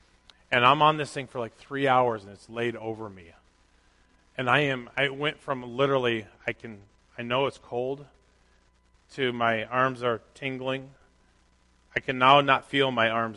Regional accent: Minnesota, United States; I grew up in Minnesota

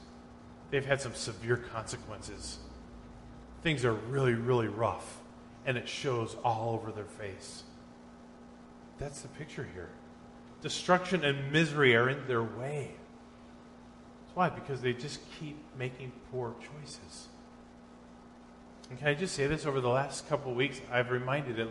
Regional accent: Minnesota, United States; I was in junior high, growing up in Minnesota

